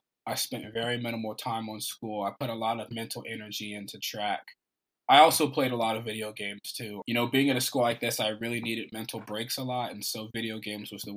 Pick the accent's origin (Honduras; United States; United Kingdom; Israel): United States; Oklahoma; moved away as an adult; now in Ithaca, United States; I'm from Oklahoma